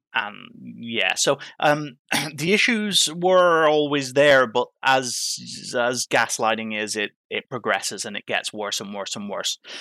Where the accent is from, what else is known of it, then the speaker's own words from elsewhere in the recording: Ireland; moved away as an adult; now in United Kingdom; growing up in Ireland, my mum, my mum fostered